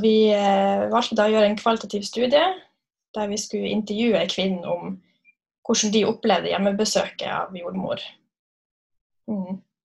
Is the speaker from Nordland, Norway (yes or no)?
yes; Narvik, Nordland, Norway; moved away as an adult; also born or lived in Kristiansund; now in Molde, Norway; Jeg er fra Narvik